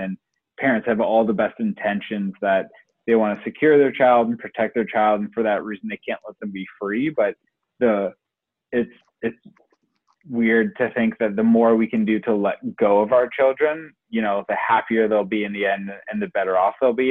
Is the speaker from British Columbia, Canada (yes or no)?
no; Oakville, Ontario, Canada; also born or lived in Brampton; me and Sunshine are from Oakville